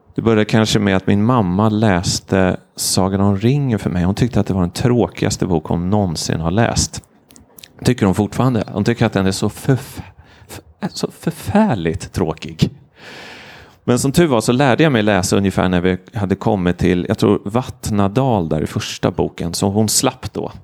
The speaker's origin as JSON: {"language": "Swedish", "town": "Stockholm", "region": "Stockholm County", "country": "Sweden", "said": "jag är journalist eller kommer från Stockholm eller är 39 år gammal"}